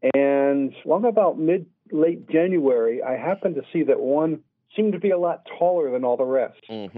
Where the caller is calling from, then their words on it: just south of Hartford, Connecticut, United States; I'm calling from Hartford, just south of Hartford, Connecticut.